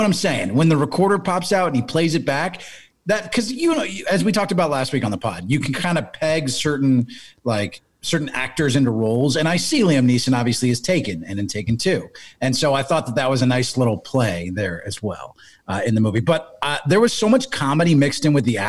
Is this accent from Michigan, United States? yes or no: no; Miami, Florida, United States; I was born in Miami